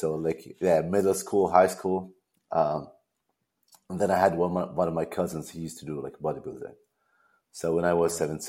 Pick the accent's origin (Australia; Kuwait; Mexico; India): Kuwait; moved away as an adult; also born or lived in Richmond, Virginia, United States / London, United Kingdom; I'm from Kuwait. And I still live in Kuwait. I mean, I lived all around the world. I mean, I lived in the U.S., did my bachelor there, and VCU, Richmond, Virginia. Then I moved to London